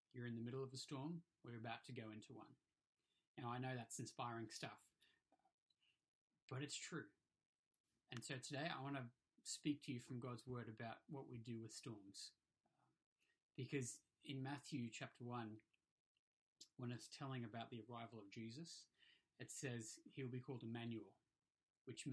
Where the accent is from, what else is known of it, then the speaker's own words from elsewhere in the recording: Hong Kong; moved away; I grew up in Hong Kong, and we didn't get storms there, we got typhoons.